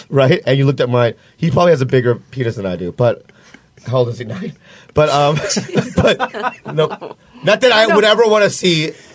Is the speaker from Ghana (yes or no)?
no; Minnesota, United States; moved away; I grew up in Minnesota, like, for 8 years